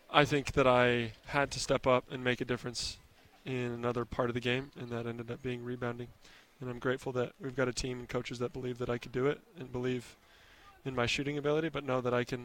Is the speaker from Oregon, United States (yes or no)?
yes; Nyssa, Oregon, United States; born there; I was born in Nyssa, Oregon, which is about 45 minutes away from here.